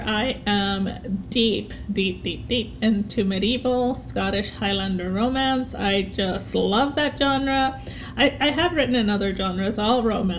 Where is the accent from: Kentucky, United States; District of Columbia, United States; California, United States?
California, United States; San Diego; also born or lived in Mexico; now in Georgia, United States; I'm originally from, well, everywhere really. I mean, I was born in Mexico. I grew up in San Diego, but then I've lived all over the world.